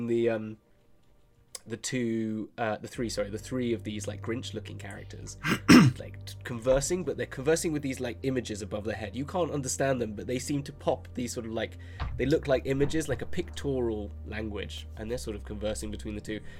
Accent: Aylesbury, South East England, United Kingdom; my hometown, Aylesbury, got voted the worst town in the world

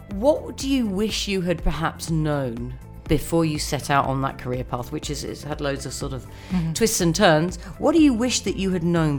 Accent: United Kingdom; as a Brit

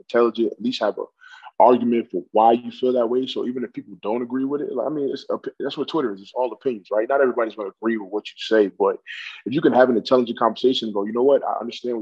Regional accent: New York City, New York, United States; moved away as an adult; now in Canada; I'm from New York City, so I grew up in a place where people are not scared to tell you about themselves

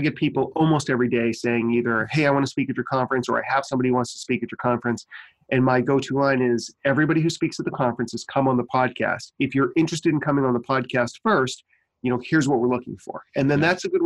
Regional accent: Maine, United States; born or raised there

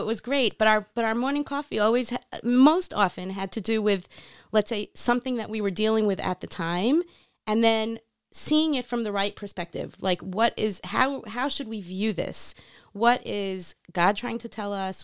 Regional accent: North Miami Beach, Florida, United States; moved away as an adult; also born or lived in New York; now in Israel; I grew up in North Miami Beach, Florida.

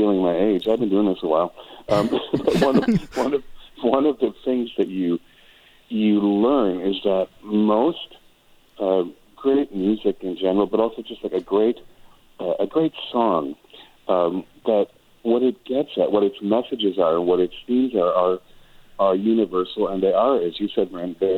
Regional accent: Wisconsin, United States; moved away as an adult; also born or lived in Ironwood, Michigan / Chicago / Los Angeles; now in California desert, United States; I was born in Michigan, but lived in Wisconsin, grew up in Wisconsin, was there till I was 18

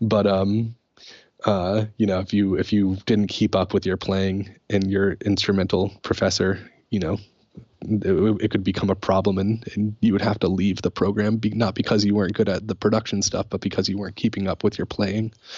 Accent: Putnam, Connecticut, United States; Putnam, Connecticut, which is where I grew up

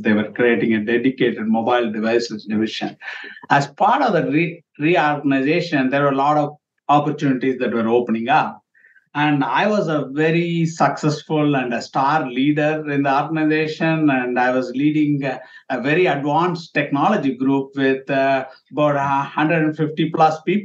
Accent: India; moved away as an adult; now in United States; I'm from India. When I grew up in India, you write the name with the initial.

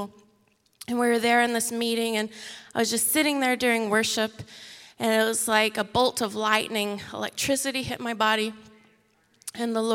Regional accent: Texas, United States; moved away as an adult; now in Mexico; we're originally from Texas. We live in Mexico

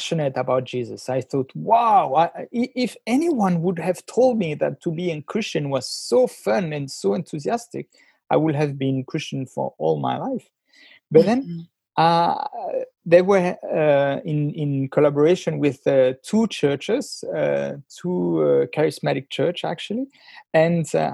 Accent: Geneva, Switzerland; accent: French; first language French; English is a second language; I grew up in Geneva, beautiful town with a beautiful lake

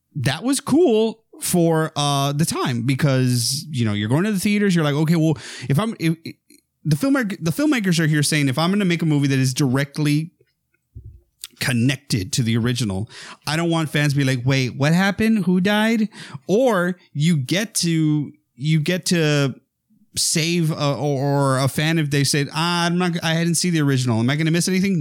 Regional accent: near McAllen, Texas, United States; we didn't have a movie theater in my hometown. We had to go to McAllen, which was the big town nearby

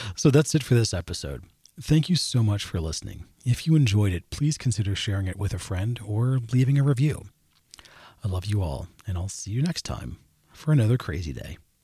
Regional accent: Maryland, United States; I grew up in Maryland

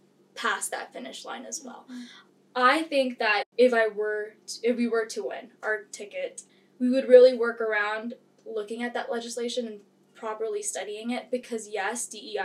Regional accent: Philippines; also born or lived in Hawaii; So I am actually from the Philippines

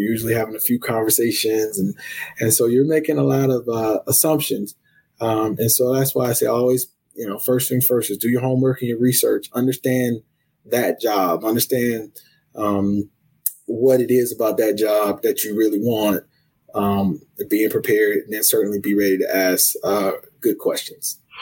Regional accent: Columbia, South Carolina, United States; now in Oklahoma, United States; I'm originally from Columbia, South Carolina, um, born and raised.

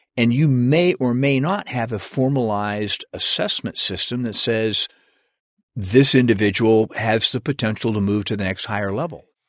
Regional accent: Washington, United States; moved away as an adult; I grew up in, uh, Washington State

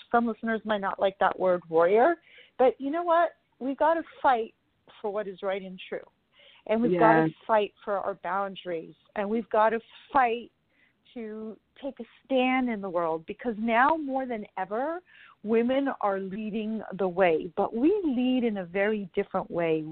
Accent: Canada; now in Florida, United States; I'm originally from Canada

